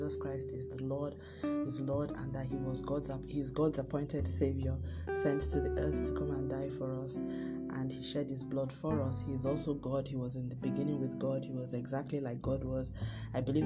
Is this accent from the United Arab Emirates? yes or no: no; Nigeria; also born or lived in Lagos, Nigeria; I'm recording from Lagos, Nigeria.